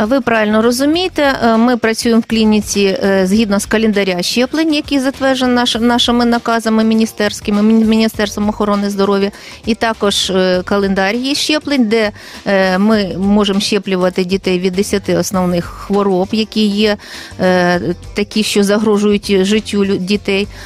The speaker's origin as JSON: {"language": "Ukrainian", "town": "Kryvyi Rih", "region": "Dnipropetrovsk Oblast", "country": "Ukraine", "tie": "born or raised there", "also_born_or_lived": "Kyiv / Yaroslavl", "said": "Я сама народилася і виросла в Кривому Розі, навчалася тут"}